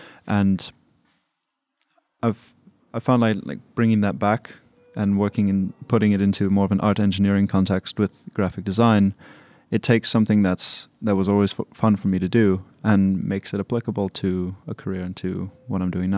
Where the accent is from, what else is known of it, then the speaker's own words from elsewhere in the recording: Pretoria, Gauteng, South Africa; So I'm from Pretoria, and we've lived there for about 7 years on and off.